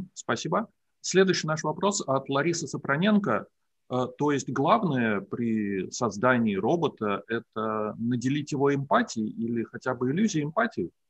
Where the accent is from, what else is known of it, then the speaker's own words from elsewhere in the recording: Russia; first language Russian; Мы родились в России, мы как native Russian speakers